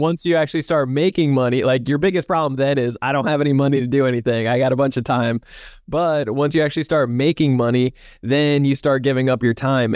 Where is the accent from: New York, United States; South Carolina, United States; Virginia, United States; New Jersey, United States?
New Jersey, United States; now in San Diego, United States; I'm from New Jersey originally